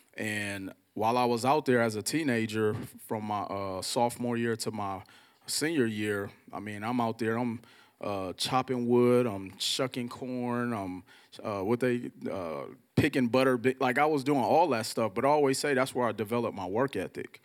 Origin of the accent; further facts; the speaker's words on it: Milwaukee, Wisconsin, United States; I'm from Milwaukee, Wisconsin, and growing up in Milwaukee